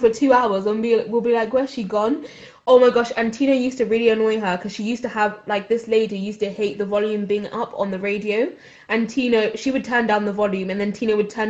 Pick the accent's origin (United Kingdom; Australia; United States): United Kingdom; Swindon, South West England; where am I from? And I said, Swindon